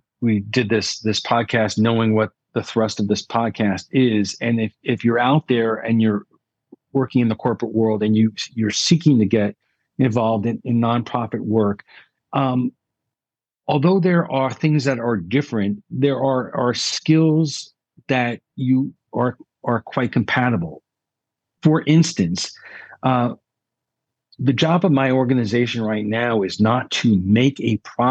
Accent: New York City, New York, United States; growing up in New York, you know, I went to every network, every TV, every radio station in New York City

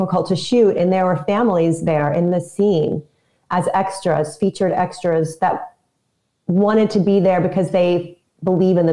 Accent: Houston, Texas, United States; I'm from Houston

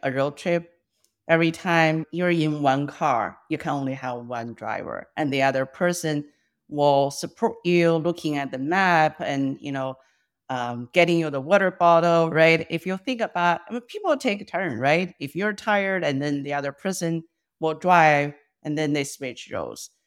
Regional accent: China; first language Mandarin; English is a second language; moved away as an adult; now in United States; I was born and raised in China

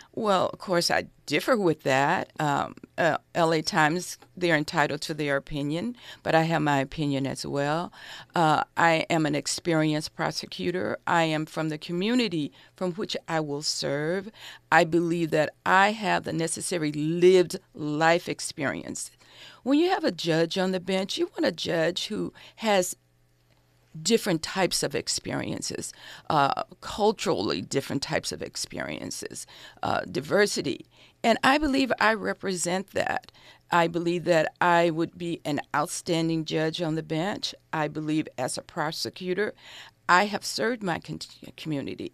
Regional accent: Los Angeles, California, United States; I grew up in South Central Los Angeles. I went to Manual Arts High School.

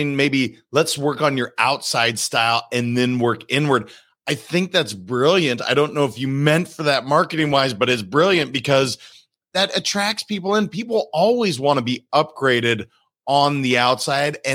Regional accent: Montana, United States; I'm a kid from Montana

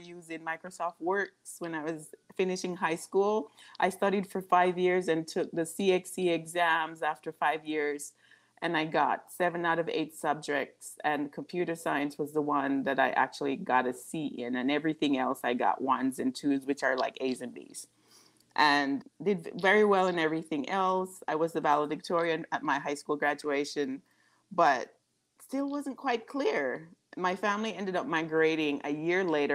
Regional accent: Westmoreland, Jamaica; moved away as an adult; also born or lived in Savanna-la-Mar, Jamaica; now in United States; I grew up in what we would say the countryside of Jamaica in Westmoreland

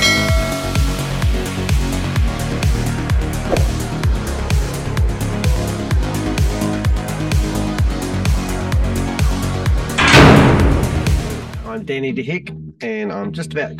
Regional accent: Christchurch, Canterbury, New Zealand; I'm from Christchurch. We're based in New Zealand

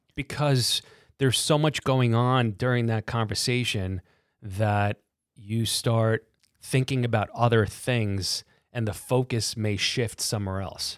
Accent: New York City, New York, United States; born and raised in Brooklyn

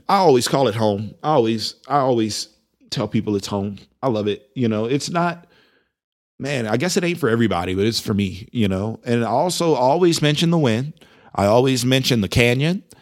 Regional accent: Louisiana, United States; now in Amarillo, United States; I'm from Louisiana

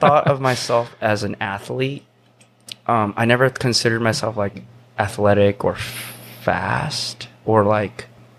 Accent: Tennessee, United States; accent: southern; I was from Tennessee, and apparently I used to have like a little southern accent a little bit.

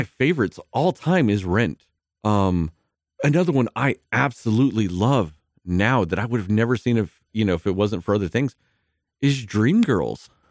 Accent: Midland, Texas, United States; growing up in Midland, Texas

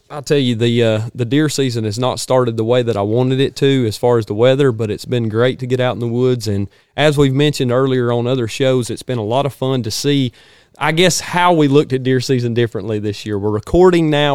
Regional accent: North Georgia, United States; Growing up in North Georgia

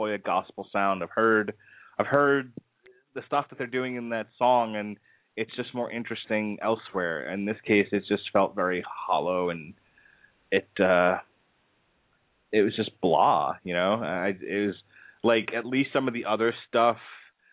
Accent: Long Island, New York, United States; I was a coastal kid. I grew up in Long Island, New York, and I partied in the city

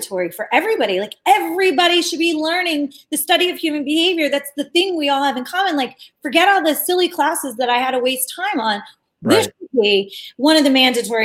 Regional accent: Media, Pennsylvania, United States; I was born in Philadelphia, right outside of Philadelphia, in this place called Media

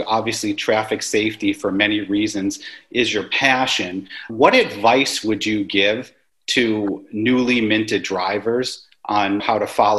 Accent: New York, United States; moved away; I'm also from New York, I'm one of those darn New Yorkers

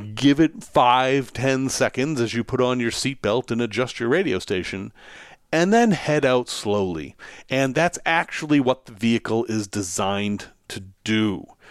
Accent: Salem, Massachusetts, United States; I'm from Salem, Massachusetts.

